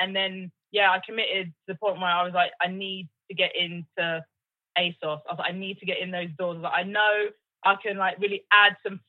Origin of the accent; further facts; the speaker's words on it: Oxfordshire, Buckinghamshire, South East England, United Kingdom; also born or lived in London; I'm actually an honorary Londoner. Like, people think I'm from London, but I'm not. I'm from, like, Oxfordshire, Buckinghamshire.